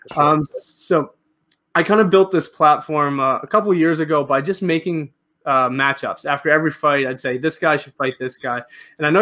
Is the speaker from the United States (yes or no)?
no; Canada; As a Canadian